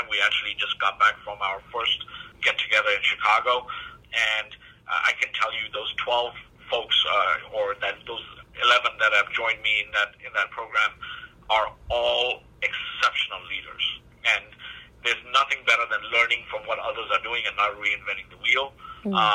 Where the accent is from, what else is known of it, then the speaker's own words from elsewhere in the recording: Botswana; moved away; also born or lived in East Africa / United Kingdom / Australia / Malaysia; I grew up in Southern Africa. You know, I, I was born in East Africa, grew up in Southern Africa, in Botswana. I, went to college in, you know, through Middlesex University in the UK. I've, you know, lived in Australia, Malaysia, Singapore